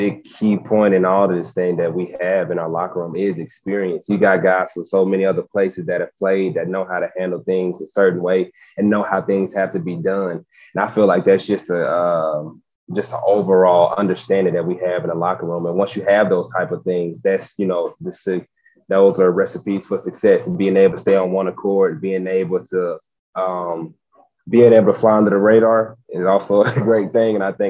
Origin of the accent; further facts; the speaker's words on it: Gadsden, Alabama, United States; He's from actually from Birmingham. I'm from Gadsden. So me and him have a pretty good relationship. We're about 30 minutes away.